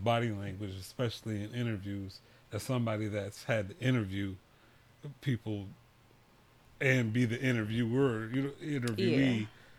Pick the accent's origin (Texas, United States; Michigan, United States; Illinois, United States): Michigan, United States; Detroit